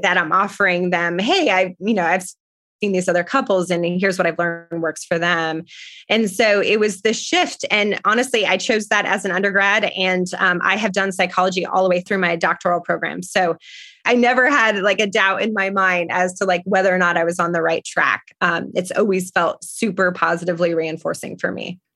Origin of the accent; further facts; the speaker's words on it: Parker, Colorado, United States; moved away as an adult; also born or lived in France; now in Tucson, United States; I was born and raised in Parker, Colorado